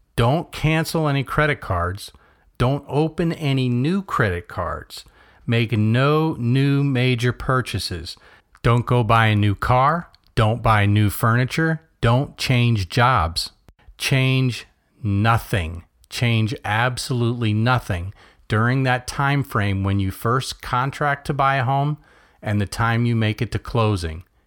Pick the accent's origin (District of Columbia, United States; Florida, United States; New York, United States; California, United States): Florida, United States; Melbourne; coming to you from my hometown of Melbourne, Florida